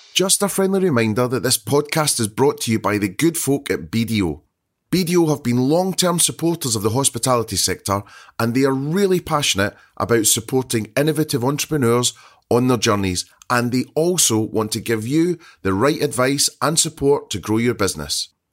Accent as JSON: {"language": "English", "region": "Scotland", "country": "United Kingdom", "said": "being Scottish"}